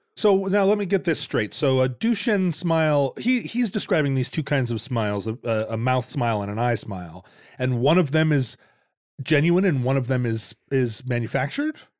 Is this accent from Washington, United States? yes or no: yes; Seattle, Washington, United States; the Seattle smile, because that's kind of characteristic of our region.